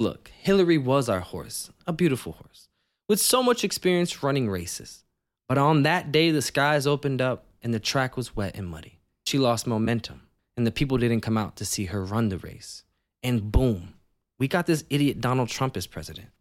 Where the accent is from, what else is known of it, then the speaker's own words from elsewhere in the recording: Virginia, United States; growing up in a place like Virginia, there wasn't that large of a Latin community